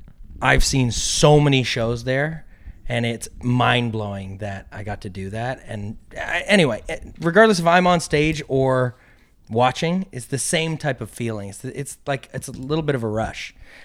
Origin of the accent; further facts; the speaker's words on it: Waterloo, Ontario, Canada; also born or lived in Toronto; we had a show in Waterloo, which was amazing. That was my hometown show.